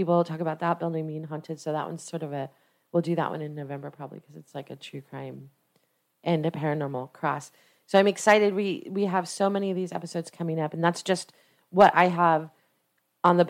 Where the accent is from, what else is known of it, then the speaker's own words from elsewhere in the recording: Orange, California, United States; historic Orange Plaza in Orange County, California, which is my hometown where I grew up